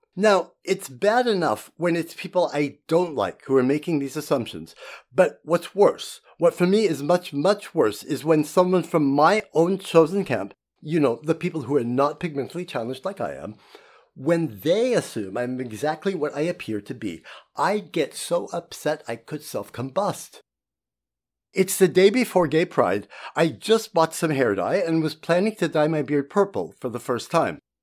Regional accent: United States; also born or lived in Germany; now in Portland, United States; We're American

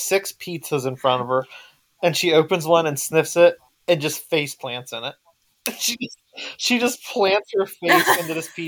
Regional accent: West Virginia, United States; I'm from West Virginia

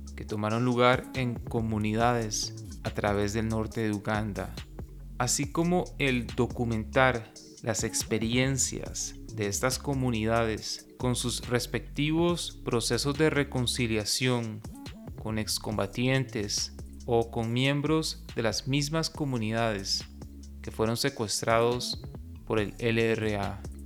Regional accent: Costa Rica; Como costarricense, que ha vivido la mayor parte de su vida en un contexto completamente diferente

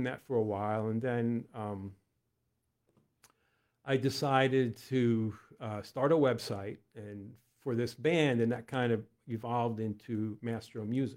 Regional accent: Westchester County, New York, United States; moved away as an adult; now in Lancaster County, United States; When I was growing up in Westchester, one of my brothers was a drummer

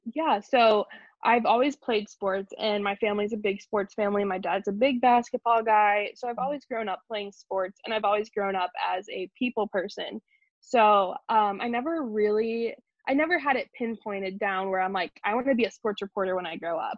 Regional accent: Wichita, Kansas, United States; also born or lived in New York; I am from New York originally, but we moved to Wichita, Kansas when I was a baby

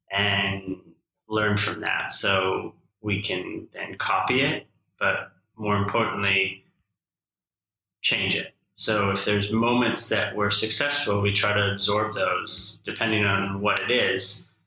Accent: Saskatoon, Saskatchewan, Canada; I think mostly my very close friends who I grew up with definitely pulled me out of my shell growing up in Saskatoon.

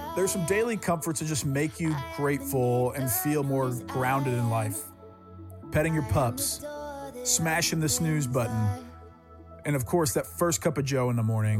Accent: the South, United States; I grew up in the South

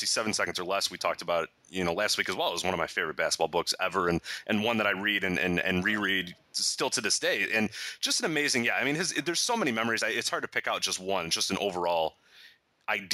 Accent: Chicago, Illinois, United States; growing up in Chicago

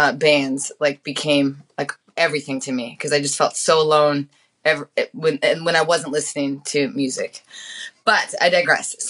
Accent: Missoula, Montana, United States; also born or lived in Billings, Montana; I grew up in Missoula, and then I was put into a foster home

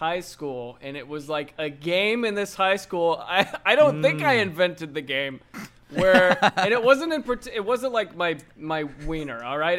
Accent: Florida, United States; moved away; I'm from Florida

